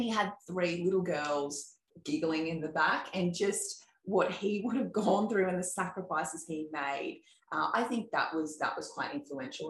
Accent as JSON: {"language": "English", "town": "Sawtell", "region": "New South Wales", "country": "Australia", "tie": "born or raised there", "said": "growing up in Sawtell. So Sawtell is a little um, town in Coffs Harbour"}